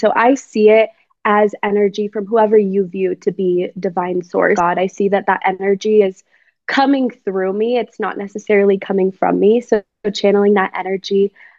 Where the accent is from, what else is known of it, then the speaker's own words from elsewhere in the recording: Wyoming, United States; also born or lived in Colorado; Yeah, so I am from Wyoming. My dad was in the military, so we moved around a little bit, but I primarily grew up in Wyoming.